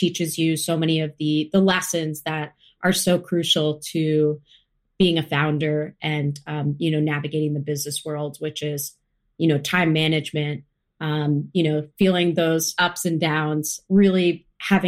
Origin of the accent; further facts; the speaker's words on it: United States; I grew up about 30 minutes outside of New York City